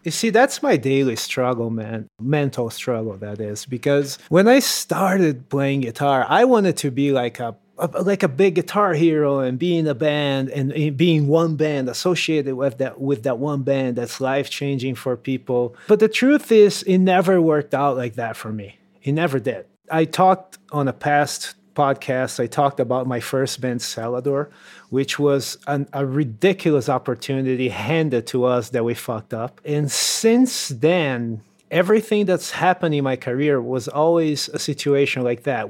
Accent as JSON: {"language": "English", "country": "Brazil", "tie": "born or raised there", "moved": "yes", "said": "in Brazil, in my hometown"}